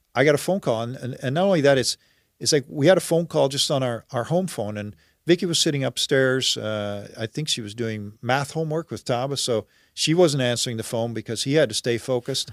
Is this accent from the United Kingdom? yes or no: no; Netherlands; now in Oakville, Canada; I'm originally from the Netherlands